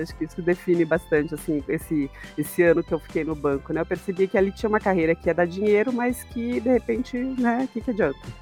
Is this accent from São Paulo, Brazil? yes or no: yes; Analândia, São Paulo, Brazil; moved away as an adult; now in Curitiba, Brazil; E eu fiquei em Analândia até os 18 anos, né? Então, a minha infância e adolescência aí foi em Analândia